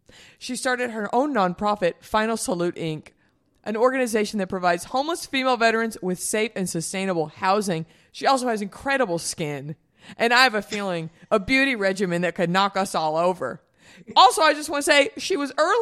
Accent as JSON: {"language": "English", "town": "Dallas", "region": "Texas", "country": "United States", "said": "I'm from Dallas"}